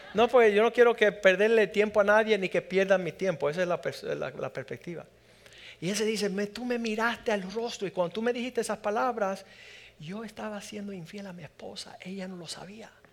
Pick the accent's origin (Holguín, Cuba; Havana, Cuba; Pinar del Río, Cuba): Pinar del Río, Cuba; aquellos que venimos de Pinar del Río somos un poco acomplejados